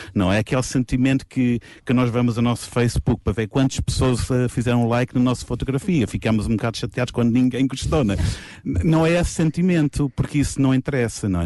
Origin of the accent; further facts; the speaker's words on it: England, United Kingdom; moved away; eu, como inglês, estar aqui sentado